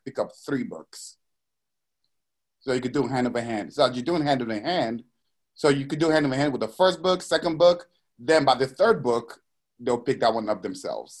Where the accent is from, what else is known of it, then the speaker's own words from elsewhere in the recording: Nigeria; moved away; I was raised in Nigeria